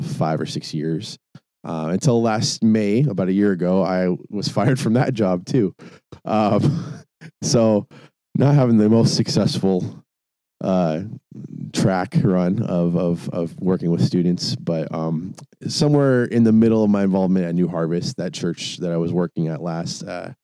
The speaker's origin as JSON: {"language": "English", "town": "Tacoma", "region": "Washington", "country": "United States", "tie": "born or raised there", "also_born_or_lived": "Eugene, Oregon", "moved": "as an adult", "said": "I was born and raised in Tacoma, Washington. And at 18 had an opportunity to, go to college in Eugene, Oregon"}